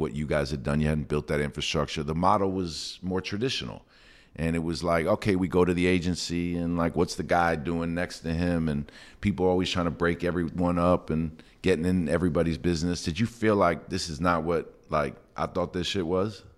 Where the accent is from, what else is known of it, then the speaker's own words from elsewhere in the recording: New York City, New York, United States; I'm from New York City